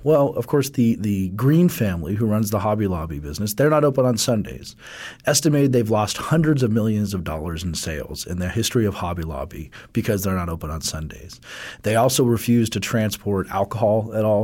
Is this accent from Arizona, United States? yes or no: no; Colorado, United States; my home state of Colorado